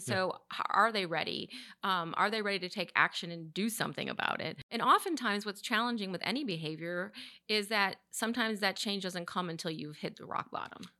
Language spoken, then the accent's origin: English; Chicago, Illinois, United States; now in Charlotte, United States; I'm from Chicago